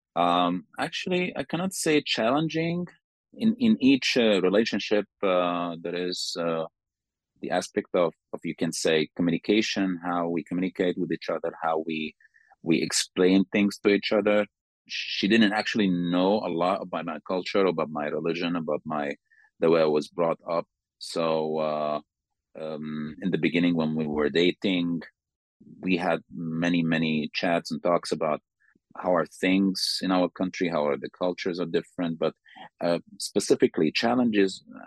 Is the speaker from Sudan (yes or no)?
yes; Sudan; moved away as an adult; now in Slovakia; I'm from Sudan